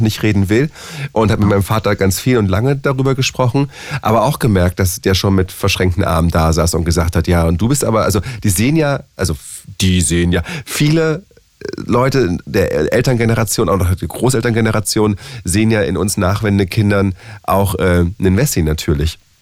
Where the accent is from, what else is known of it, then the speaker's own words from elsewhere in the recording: Berlin, Germany; also born or lived in Charlottenburg, Berlin / Friedrichshain, Berlin / Pankow, Berlin; ich bin ja im Osten der Stadt aufgewachsen und geboren und wohne jetzt äh, aber im tiefsten Westen der Stadt